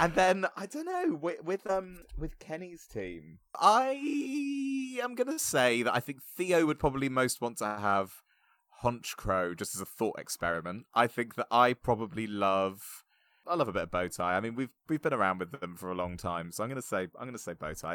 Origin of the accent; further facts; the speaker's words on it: Bournemouth, South West England, United Kingdom; also born or lived in United States; I am from Bournemouth